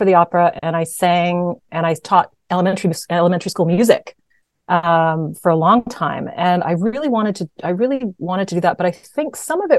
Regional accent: Canada

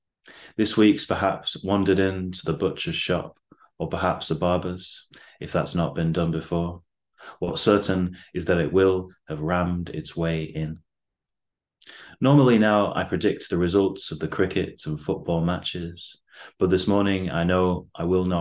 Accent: Bacup, North West England, United Kingdom; moved away as an adult; also born or lived in Beijing; now in Manchester, United Kingdom; living in Bacup, my hometown, for a while before I moved to Manchester.

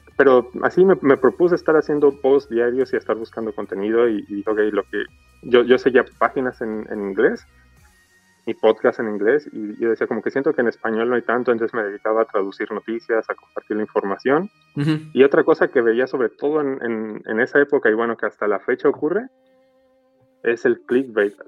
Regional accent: Mexico; soy de México

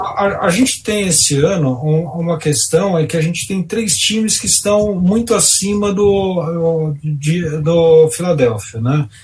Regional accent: São Paulo, Brazil; Eu sou de São Paulo.

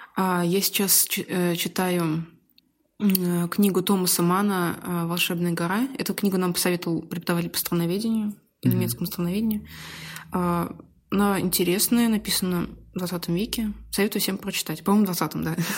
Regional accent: Dzerzhinsk, Nizhny Novgorod Oblast, Russia; и в Москве поработала бы, и в родном городе

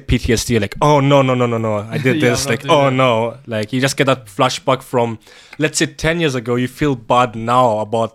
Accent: Kenya; I'm from Kenya.

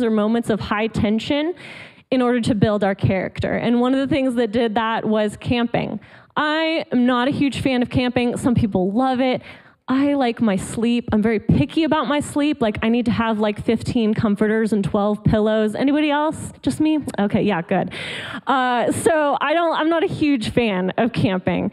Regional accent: Colorado, United States; moved away as an adult; also born or lived in Atlanta, Georgia; now in Georgia, United States; I actually lived in Colorado, where I grew up. So I'm not a Georgia native, not a Southern girl native, but I like to think of myself as a convert. I love the South, but I was raised in Colorado

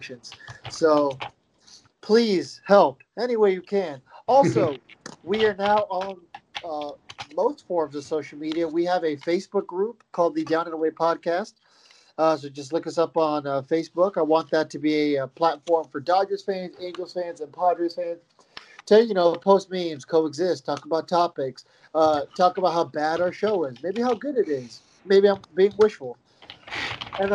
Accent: Central California, United States; I am from Central California, not Sacramento

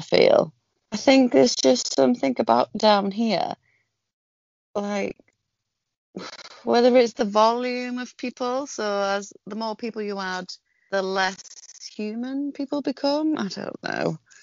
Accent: the north of England, United Kingdom; accent: northern; now in southern England; Being a northerner living down south, not that I don't know if I probably sound like a northerner now

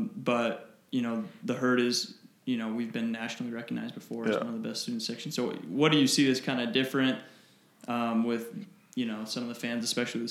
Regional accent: 2 hours south of Logan, Utah, United States; now in Logan, United States; I didn't grow up in Logan. I grew up 2 hours south.

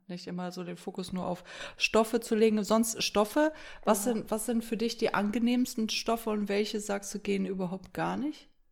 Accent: Erkrath, North Rhine-Westphalia, Germany; also born or lived in Düsseldorf; now in Minden, Germany; Also ich bin in Düsseldorf in der Uniklinik geboren und bin aber im Umfeld, Ach. ja, bin ich in, in Erkrath

